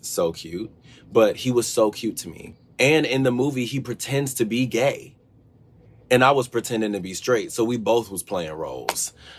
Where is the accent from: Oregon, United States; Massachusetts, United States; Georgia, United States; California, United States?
Georgia, United States; I grew up in Georgia.